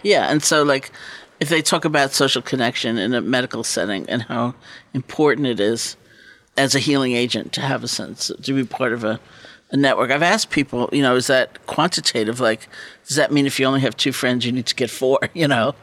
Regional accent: East Coast, United States; I grew up on the East Coast

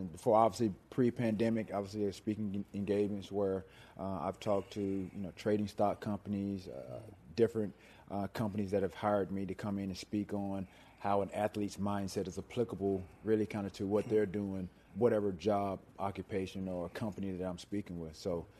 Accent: the South, United States; growing up in the South, went to church every Sunday throughout the course of the week.

